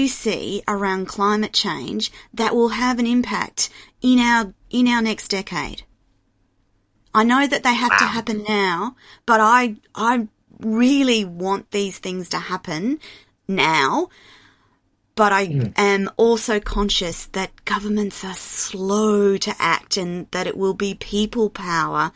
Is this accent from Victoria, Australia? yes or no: no; Queensland, Australia; as a Queenslander, I grew up going to the Great Barrier Reef.